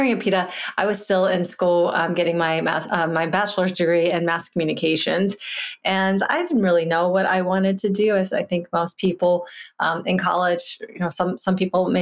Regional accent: Virginia, United States; I grew up in Virginia in a household where my father hunted

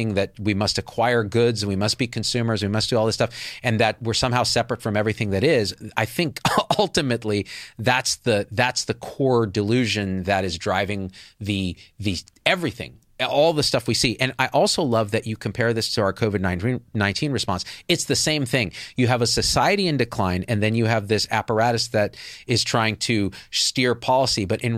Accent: India; Are you saying because I'm Indian, I do the IT?

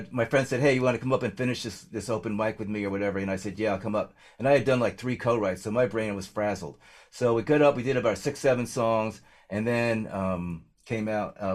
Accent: New Jersey, United States; I'm a kid from Jersey, okay.

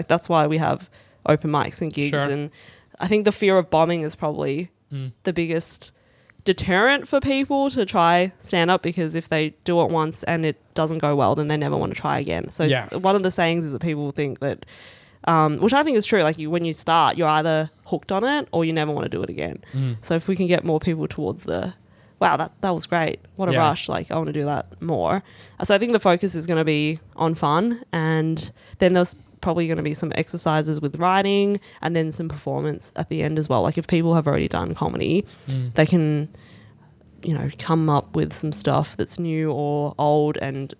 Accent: Australia; if I have to choose any day of significance, I'm Chinese Australian. Yeah. So 26th of Jan. It is our national day.

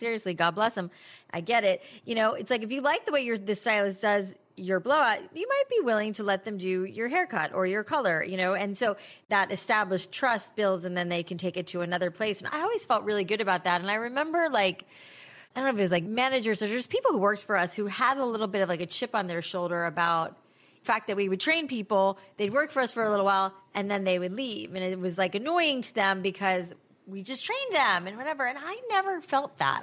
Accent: South Florida, United States; moved away as an adult; also born or lived in Boca Raton, Florida / New York City; I grew up in South Florida

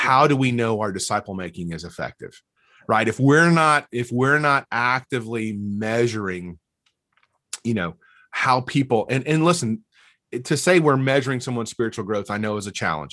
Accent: North Alabama, United States; moved away as an adult; also born or lived in Mississippi State / Fort Myers, Florida / Dallas-Fort Worth area; now in Murfreesboro, United States; I grew up in North Alabama

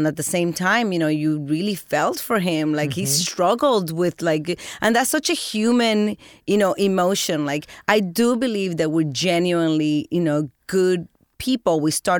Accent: New Jersey, United States; I grew up in Jersey, so I thought it was a huge deal to be a part of The Sopranos

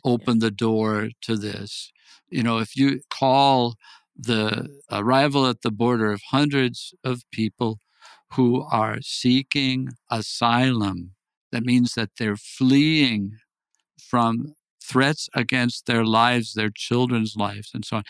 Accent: Wisconsin, United States; moved away as an adult; now in El Paso, United States; I grew up in Wisconsin

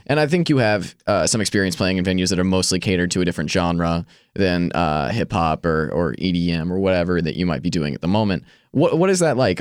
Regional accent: Greensboro, North Carolina, United States; A and T is in my hometown.

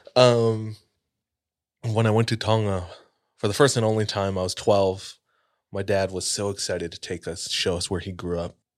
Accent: Hawaii, United States; I grew up in Hawaii

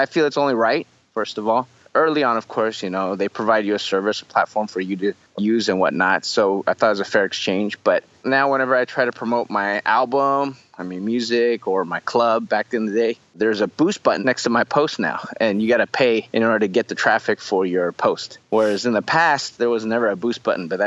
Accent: United States; moved away as an adult; now in Taiwan; grew up in the States

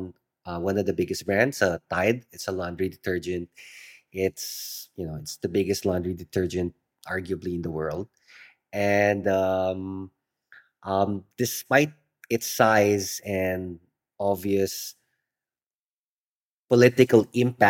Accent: Philippines; growing up in the Philippines

